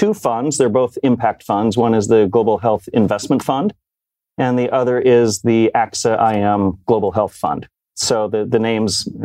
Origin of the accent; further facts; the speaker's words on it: Rocky Mountain West, outside of Salt Lake City, Utah, United States; moved away as an adult; also born or lived in New York City; I grew up in the Rocky Mountain West, outside of Salt Lake City.